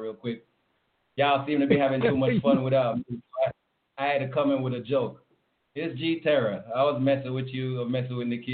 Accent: Jamaica; I'm from Jamaica

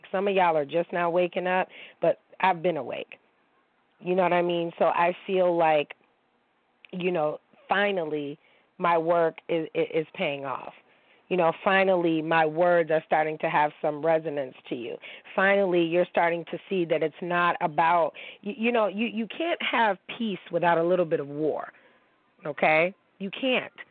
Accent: Niagara Falls, New York, United States; I'm from Niagara Falls, but my mom is this and my dad is black.

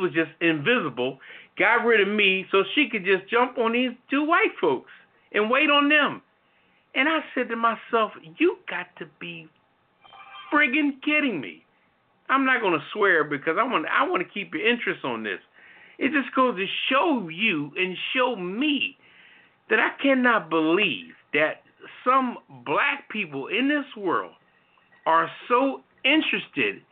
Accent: Philadelphia, Pennsylvania, United States; moved away; I'm originally from Philly. I could have brought out the West Philly on the whole scene

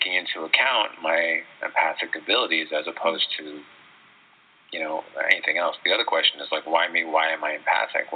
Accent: New York City, New York, United States; as a New Yorker

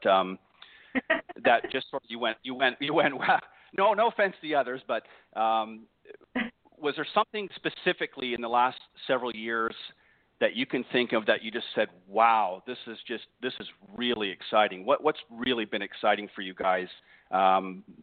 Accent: Canada; now in Florida, United States; I am Canadian

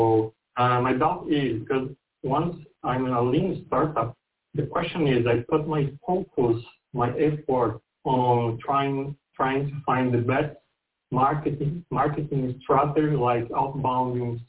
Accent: São Paulo, Brazil; I'm from Brazil, São Paulo.

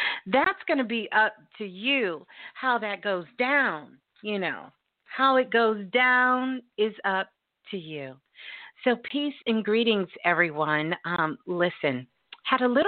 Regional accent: Brooklyn, New York, United States; Brooklyn, my hometown, my born state

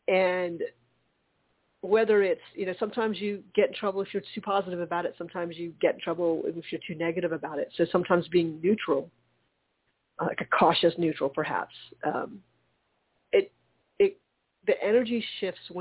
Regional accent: the South, United States; being first generation growing up in the South

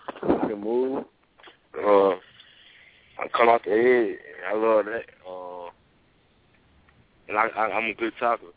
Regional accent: Dadeville, Alabama, United States; I'm from Dale, Alabama.

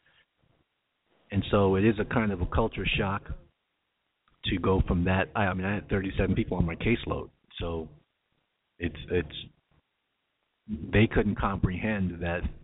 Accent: New York, United States; moved away as an adult; now in California, United States; I'm still a New Yorker

